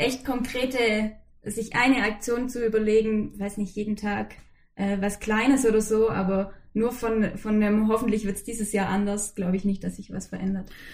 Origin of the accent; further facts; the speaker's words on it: Swabian Jura, between Ulm and Heidenheim, Baden-Württemberg, Germany; moved away; Ganz ursprünglich komme ich von der Schwäbischen Alb, so zwischen Ulm und Heidenheim, aus dem Süden